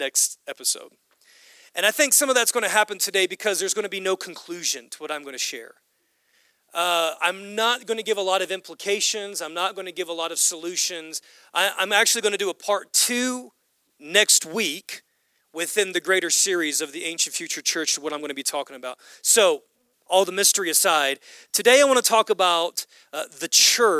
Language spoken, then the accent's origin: English; United States; we as Western Americans, we as American Christians